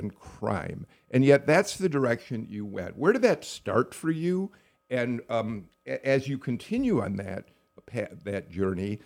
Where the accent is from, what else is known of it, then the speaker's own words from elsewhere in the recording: Skokie, Illinois, United States; now in Georgia, United States; I grew up just outside of Chicago in a town called Skokie